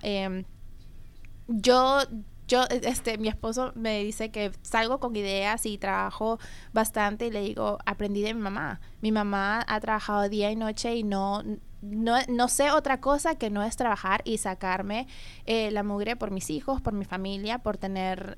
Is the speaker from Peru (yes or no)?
yes; Peru; yo soy eh, peruana